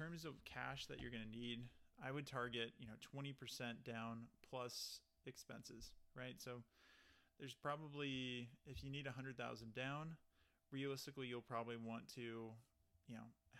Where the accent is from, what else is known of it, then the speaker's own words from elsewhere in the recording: Texas, United States; moved away; I'm originally from Texas